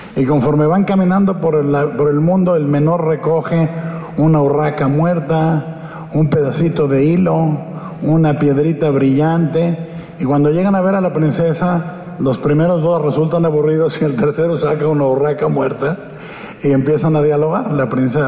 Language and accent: Spanish; Guadalajara, Jalisco, Mexico; en López Cotilla viví de niño, en Pedro Moreno y Robles Gil, con mi abuela